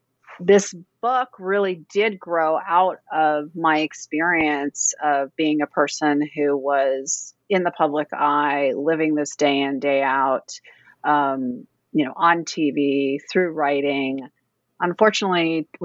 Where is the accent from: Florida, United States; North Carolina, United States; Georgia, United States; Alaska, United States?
Alaska, United States; Fairbanks; now in Washington, D.C., United States; Well, I live in Washington, D.C., but I was raised in Fairbanks, Alaska, so I'm very, very far away from home.